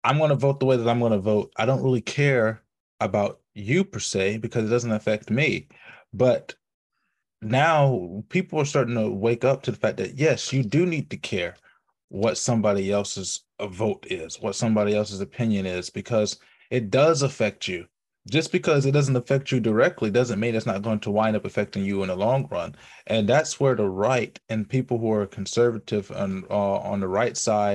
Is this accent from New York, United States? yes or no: no; Mississippi, United States; we grew up in Socher, Mississippi